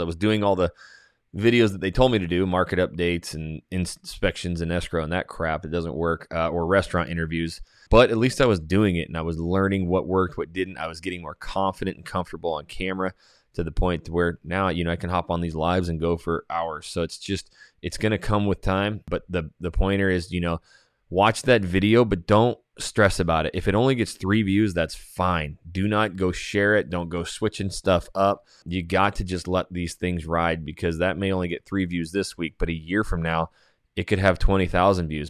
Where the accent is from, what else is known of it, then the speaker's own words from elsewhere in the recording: Coeur d'Alene, Idaho, United States; now in Houston, United States; Coeur d'Alene, Idaho, my hometown